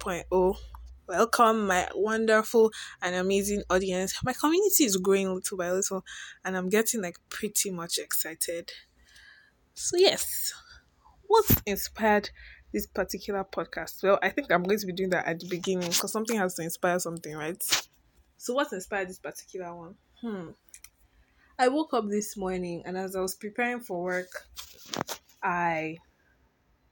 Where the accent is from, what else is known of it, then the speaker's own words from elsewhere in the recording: Lagos, Nigeria; I'm simply Nigerian, born and bred in Lagos State